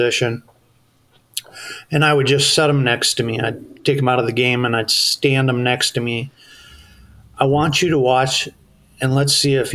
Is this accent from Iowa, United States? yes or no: yes; Iowa, United States; also born or lived in Eden Prairie, Minnesota; now in Bemidji, United States; I grew up in Iowa.